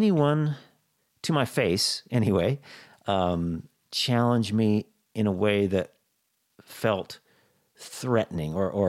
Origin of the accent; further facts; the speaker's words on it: Boise, Idaho, United States; You know, I grew up in Boise, Idaho